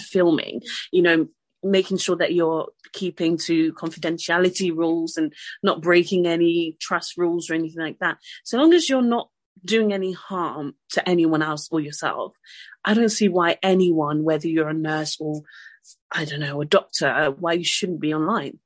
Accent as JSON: {"language": "English", "country": "Côte d’Ivoire", "also_born_or_lived": "France", "moved": "yes", "lives_now": "United Kingdom", "said": "I'm French, um, I'm from the Ivory Coast as well."}